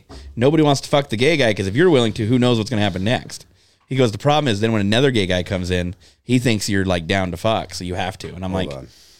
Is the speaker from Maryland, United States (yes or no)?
no; Lovell, Wyoming, United States; born or raised there